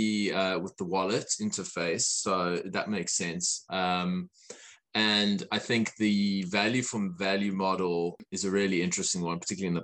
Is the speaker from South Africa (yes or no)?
yes; South Africa; now in Australia; I come from South Africa